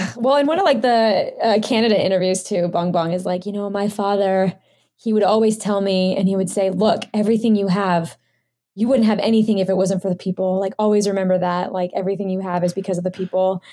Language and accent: English; United States; I'm a Filipino American